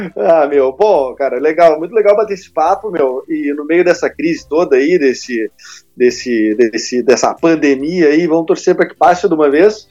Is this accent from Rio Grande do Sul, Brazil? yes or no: yes; Porto Alegre, Rio Grande do Sul, Brazil; accent: porto-alegrense; sou de Porto Alegre.